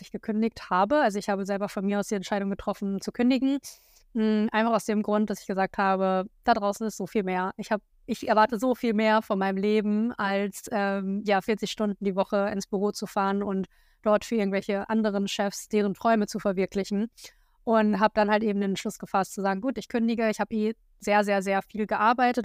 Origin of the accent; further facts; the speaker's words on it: a small village near Hanover, Lower Saxony, Germany; moved away as an adult; also born or lived in Berlin; wieder in meinem alten Kinderzimmer unterwegs. Ähm, das ist in der Nähe von Hannover, auf einem ganz kleinen Dorf. Da komme ich ursprünglich her